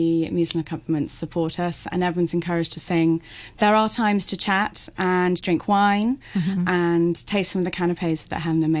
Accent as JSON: {"language": "English", "country": "United Kingdom", "said": "And being British, it really is lovely and festive."}